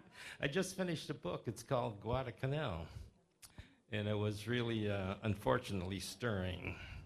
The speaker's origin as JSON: {"language": "English", "town": "Cleveland", "region": "Ohio", "country": "United States", "said": "I'm from St. Patrick's West Park originally."}